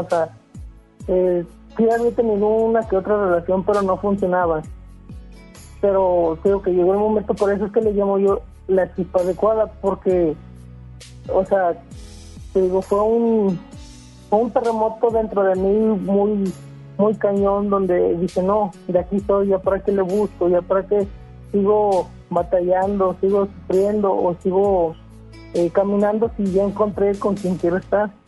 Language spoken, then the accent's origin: Spanish; Puebla, Mexico; moved away; los dos somos del estado de Puebla. Eh, nos conocimos allá